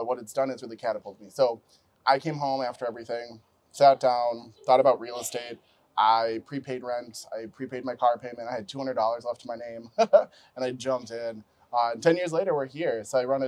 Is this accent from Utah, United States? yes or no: yes; Utah, United States; moved away as an adult; now in Twin Cities, United States; I'm originally from Utah.